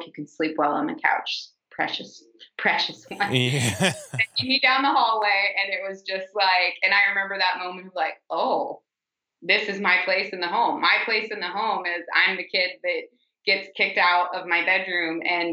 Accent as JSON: {"language": "English", "town": "St. Louis", "region": "Missouri", "country": "United States", "tie": "born or raised there", "said": "I grew up in St. Louis, Missouri"}